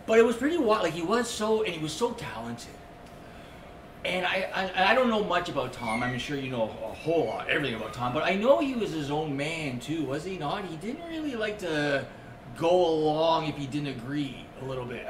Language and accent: English; Scarborough, Ontario, Canada; where I grew up in Scarborough